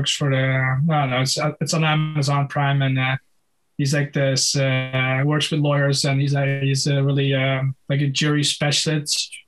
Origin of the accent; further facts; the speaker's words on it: Netherlands; at the local amateur club in Holland